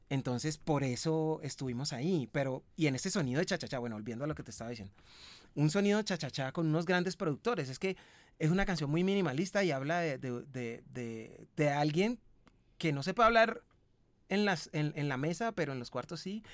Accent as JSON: {"language": "Spanish", "town": "Cali", "region": "Valle del Cauca", "country": "Colombia", "said": "de donde yo vengo, que vengo de Cali"}